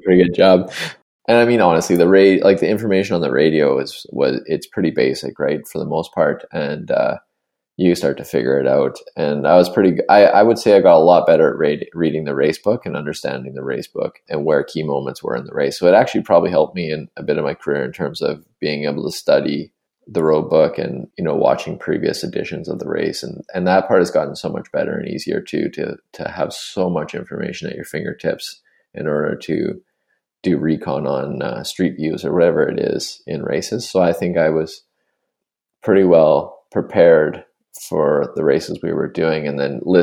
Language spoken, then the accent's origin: English; Spruce Grove, Alberta, Canada; growing up in the West, I never really was exposed to much French at all. Spruce Grove, I didn't like learn French at all